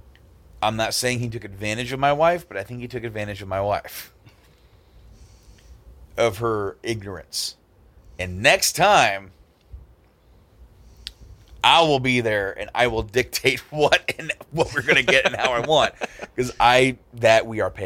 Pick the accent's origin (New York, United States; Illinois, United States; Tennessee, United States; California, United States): Illinois, United States; Hoopeston; Hoopston, where I went to high school, and some of the old stopping grounds. Where I lived was a town 12 miles past